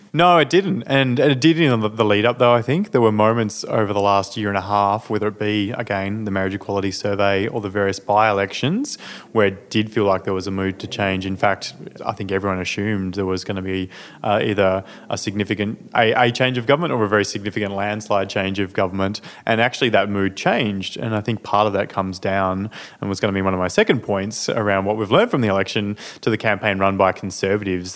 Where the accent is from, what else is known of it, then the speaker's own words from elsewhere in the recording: Tasmania, Australia; growing up in Tasmania. Um, I lived in the island state of Tasmania in a regional area